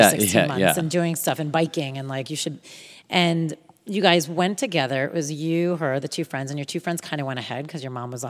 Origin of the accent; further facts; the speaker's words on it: Texas, United States; born there; But I thought it must be because I was born in Texas.